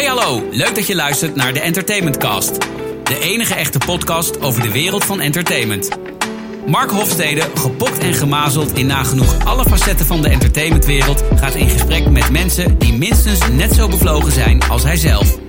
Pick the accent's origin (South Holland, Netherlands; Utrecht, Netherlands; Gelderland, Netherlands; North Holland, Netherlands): North Holland, Netherlands; Edam; oorspronkelijk kom ik uit Edam.